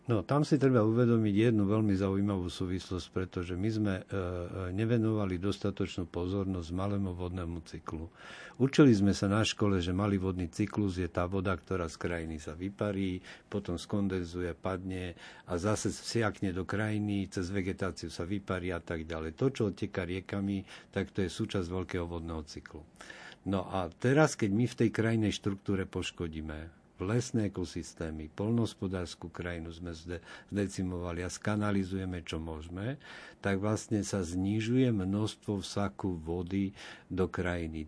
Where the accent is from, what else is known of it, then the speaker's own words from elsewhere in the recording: Košice, Košice Region, Slovakia; ja som z Košic